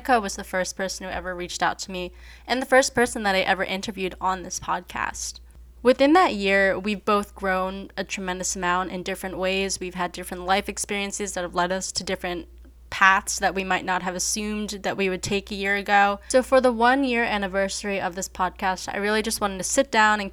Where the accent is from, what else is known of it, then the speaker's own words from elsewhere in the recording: Philadelphia, Pennsylvania, United States; also born or lived in China; I was adopted from China at a little over a year old and grew up in the greater Philadelphia area right outside of West Philly